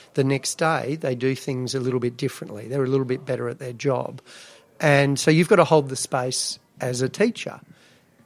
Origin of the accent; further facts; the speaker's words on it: Canberra, Australian Capital Territory, Australia; also born or lived in Melbourne / Adelaide; then moved to Canberra.